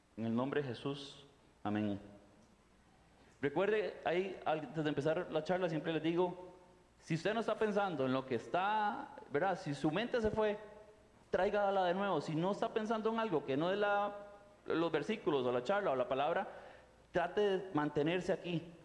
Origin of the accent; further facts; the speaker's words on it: Costa Rica; moved away as an adult; also born or lived in Rio de Janeiro, Brazil; yo soy tico